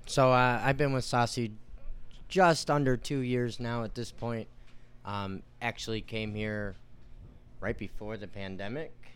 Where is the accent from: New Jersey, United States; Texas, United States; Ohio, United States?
Ohio, United States; Cleveland; born and raised in Cleveland, diehard Cleveland sports fan.